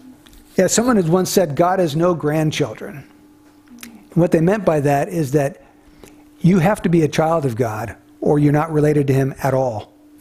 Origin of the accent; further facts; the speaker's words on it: United States